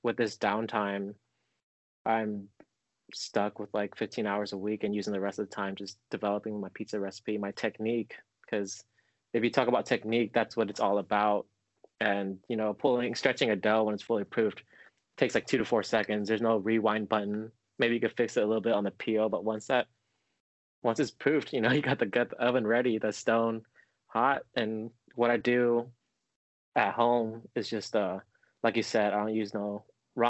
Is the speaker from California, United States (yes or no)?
yes; Orange County, California, United States; when I grew up in Orange County, it was a big Latin Mexican community.